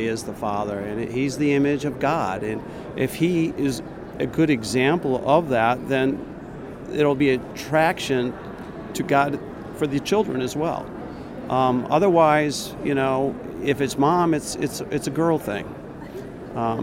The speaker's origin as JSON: {"language": "English", "town": "Pemberville", "region": "Ohio", "country": "United States", "said": "from Pemberville, Ohio"}